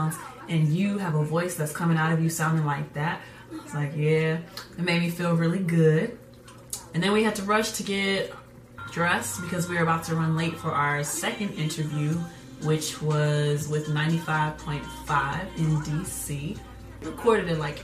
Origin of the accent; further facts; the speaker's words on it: Atlanta, Georgia, United States; I'm from Atlanta